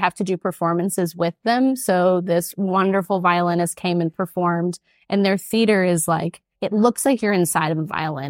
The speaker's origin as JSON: {"language": "English", "country": "United States", "said": "as an American."}